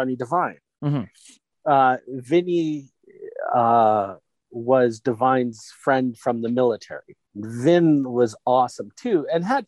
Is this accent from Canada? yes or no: yes; Canada; we're Canadian, we trained with the Hearts